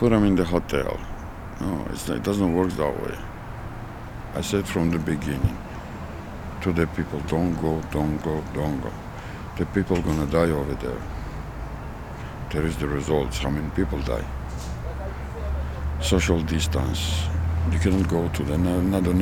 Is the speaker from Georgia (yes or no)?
yes; Georgia; moved away; Georgia. I'm from Georgia, ex-Soviet Union.